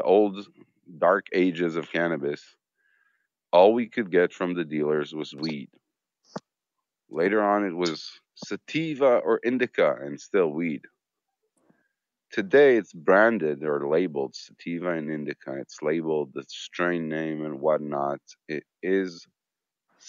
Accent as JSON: {"language": "English", "country": "Israel", "said": "I'm from Israel."}